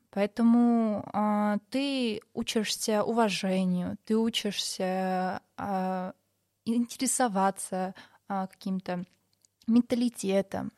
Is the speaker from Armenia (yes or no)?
yes; Maralik, Shirak, Armenia; я сама из Моралика